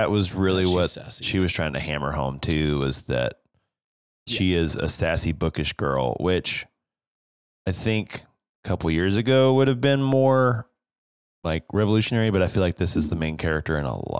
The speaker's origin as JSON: {"language": "English", "region": "East Tennessee", "country": "United States"}